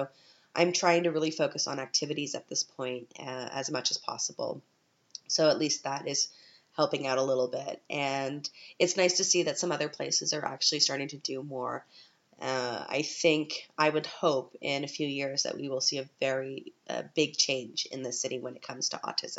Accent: Canada; now in Vienna, Austria; I'm a Canadian

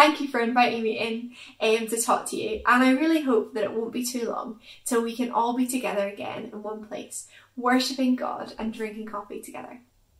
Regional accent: Stirling, Scotland, United Kingdom; I am originally from Stirling, although you might not guess it from my accent, and I kind of hope that you can.

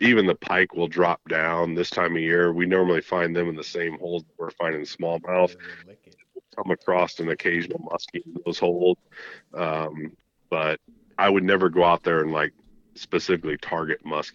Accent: Illinois, United States; I'm from Illinois

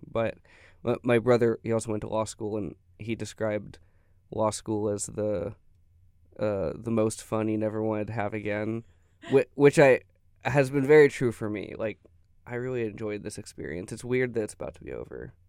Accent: Tyler, Texas, United States; moved away as an adult; also born or lived in Denver, Colorado; I'm from Tyler, Texas.

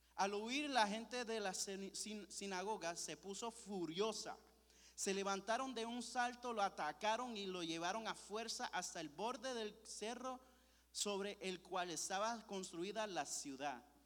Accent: Puerto Rico; Yo soy de Puerto Rico

